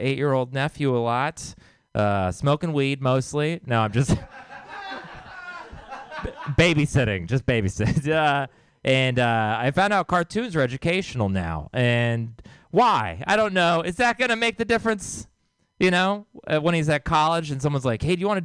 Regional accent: Texas, United States; I'm from Texas

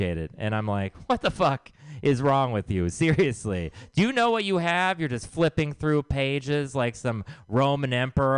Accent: Texas, United States; I'm from Texas

